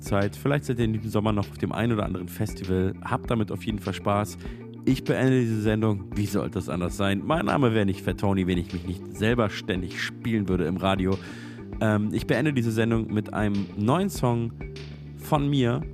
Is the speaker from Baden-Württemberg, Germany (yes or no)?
no; Munich, Bavaria, Germany; now in Berlin, Germany; meiner Heimatstadt München auch als, äh, äh, Wahlberliner